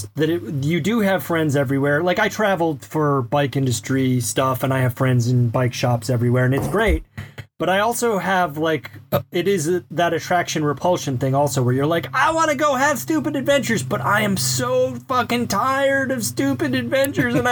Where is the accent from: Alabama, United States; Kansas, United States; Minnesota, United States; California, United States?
Alabama, United States; moved away; I grew up in Alabama